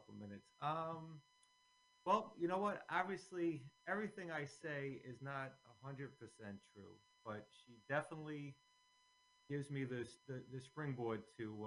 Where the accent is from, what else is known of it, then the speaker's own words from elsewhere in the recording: Bayonne, New Jersey, United States; also born or lived in Staten Island, New York; I grew up in Bayonne